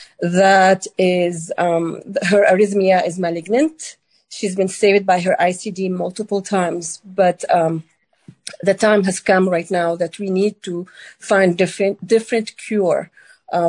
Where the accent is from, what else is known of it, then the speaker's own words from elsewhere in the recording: Lebanon; now in Kansas City, United States; So I live in Kansas City. I'm originally from Lebanon.